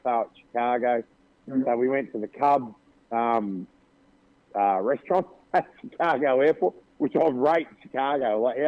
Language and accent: English; Australia